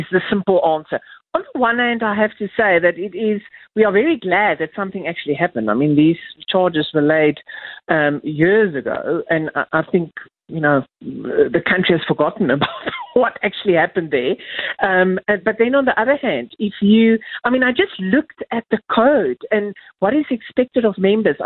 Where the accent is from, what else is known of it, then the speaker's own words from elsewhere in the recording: South Africa; as a South African